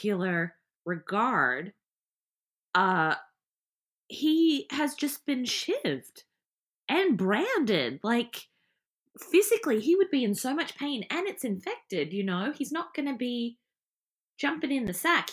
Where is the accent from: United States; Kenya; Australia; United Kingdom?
Australia; me being Australian